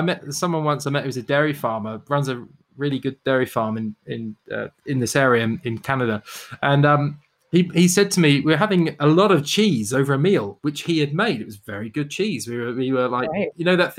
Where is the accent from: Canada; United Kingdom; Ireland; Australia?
United Kingdom; now in North America; I'm Brit